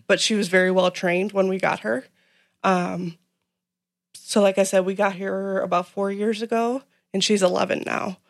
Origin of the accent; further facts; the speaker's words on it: Manhattan, Illinois, United States; I grew up in Manhattan, Illinois